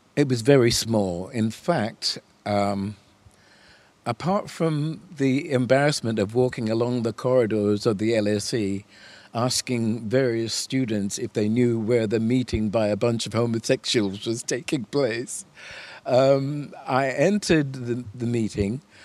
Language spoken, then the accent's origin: English; United States; moved away; I was born in America